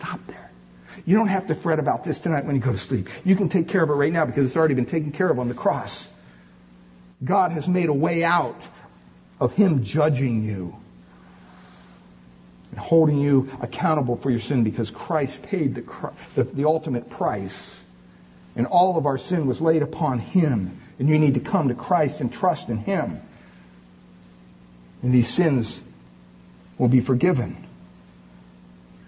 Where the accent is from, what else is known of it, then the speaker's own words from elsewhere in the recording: Montoursville, Pennsylvania, United States; They still have masses in my hometown parish there of Montoursville, Pennsylvania